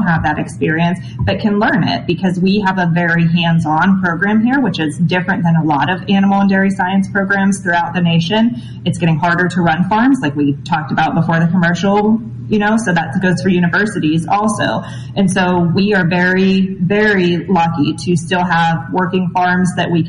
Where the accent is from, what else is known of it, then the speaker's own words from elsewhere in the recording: Pittsburgh, Pennsylvania, United States; moved away as an adult; also born or lived in Kentucky; When I grew up in Pittsburgh, Pennsylvania, and when I was growing up, I grew up with horses